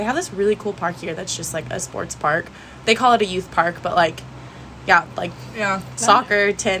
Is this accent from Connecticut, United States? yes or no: no; California, United States; I'm from California.